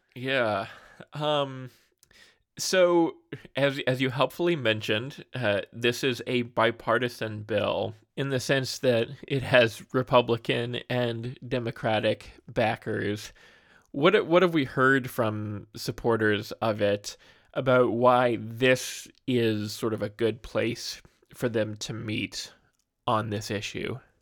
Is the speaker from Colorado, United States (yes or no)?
yes; Colorado, United States; now in Wisconsin, United States; my home state of Colorado